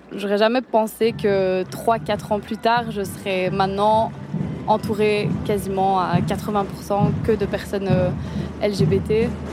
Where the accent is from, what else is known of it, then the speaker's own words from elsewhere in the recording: Liège, Wallonia, Belgium; je suis liégeoise, j'ai 24 ans